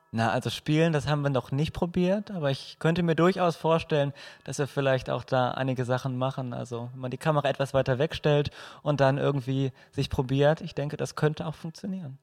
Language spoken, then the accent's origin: German; Moers, North Rhine-Westphalia, Germany; Ich komme auch aus Mörs